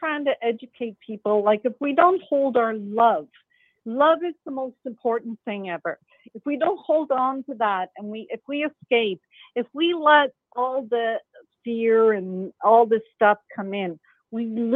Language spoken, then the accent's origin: English; Belfast, Northern Ireland, United Kingdom; now in Canada; I come from Belfast, Northern Ireland. I grew up with bombs